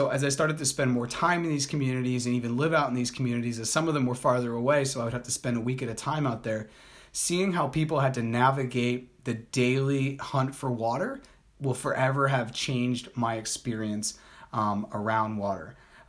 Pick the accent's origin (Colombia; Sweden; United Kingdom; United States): Colombia; I'm a Colombian also. I was born in Colombia, so I'm not blonde hair, blue eyed, and like 6'6".